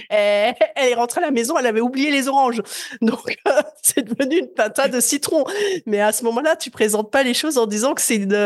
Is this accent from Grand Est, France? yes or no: yes; Lorraine, Grand Est, France; Je suis Lorraine.